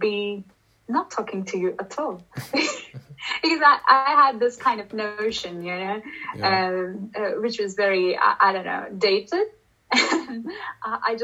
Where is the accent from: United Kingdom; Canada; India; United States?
India; moved away; I come from India, and you know, asking things straight away is kind of not in our culture